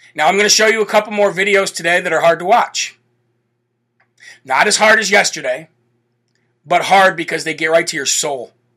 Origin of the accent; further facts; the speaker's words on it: New Hampshire, United States; New Hampshire, right here in my home state